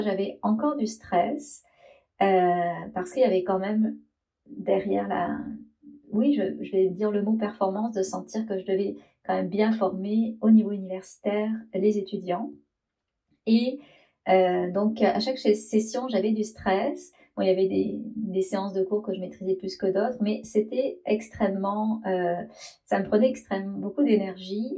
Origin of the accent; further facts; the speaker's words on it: France; moved away as an adult; je suis française